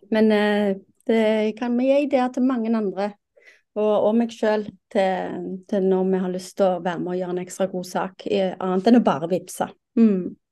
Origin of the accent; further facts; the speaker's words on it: Rogaland, Norway; jeg er fra Rogaland